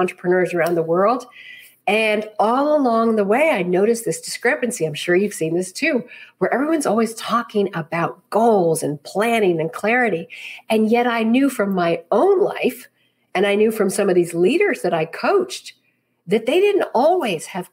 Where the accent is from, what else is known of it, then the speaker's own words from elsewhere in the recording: New York City, New York, United States; I was born and bred right here in the city.